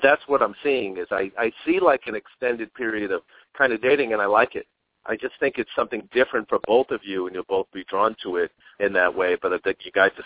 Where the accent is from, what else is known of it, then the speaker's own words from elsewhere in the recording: New York, United States; now in Arizona, United States; I'm from New York originally myself. I'm in Arizona